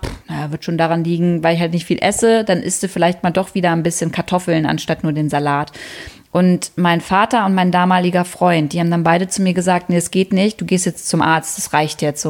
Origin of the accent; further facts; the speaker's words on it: Wolfenbüttel, Lower Saxony, Germany; moved away; Ich komme übrigens aus der Jägermeisterstadt